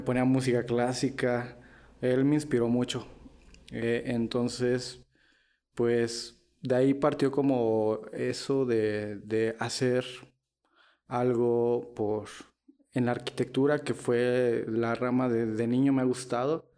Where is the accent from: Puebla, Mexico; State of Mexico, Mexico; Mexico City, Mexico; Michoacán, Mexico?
Michoacán, Mexico; Morelia; soy de aquí de Morela, Michoacán